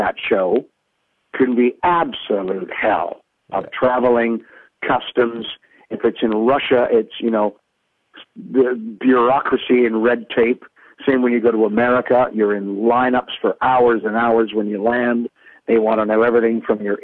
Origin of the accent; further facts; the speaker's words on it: Canada; being Canadian